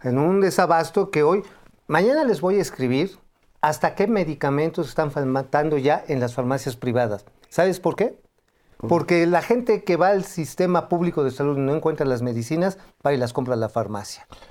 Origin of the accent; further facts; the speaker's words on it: Tula, Hidalgo, Mexico; hacia Tula, de donde soy. Ajá, de allá yo soy, yo soy oriundo de esa zona